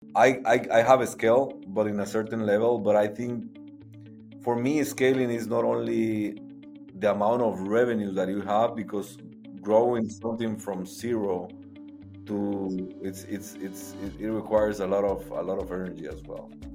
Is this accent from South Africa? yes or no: no; Guatemala; moved away as an adult; now in Austin, United States; I'm, uh, originally born and raised in Guatemala